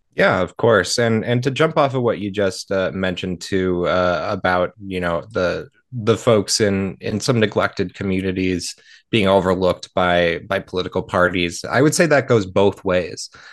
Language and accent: English; Marshall, Minnesota, United States; my hometown of Marshall